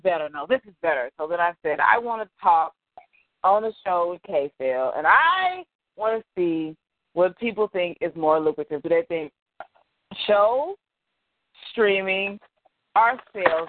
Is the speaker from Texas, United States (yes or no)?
yes; Dallas, Texas, United States; I'm from Dallas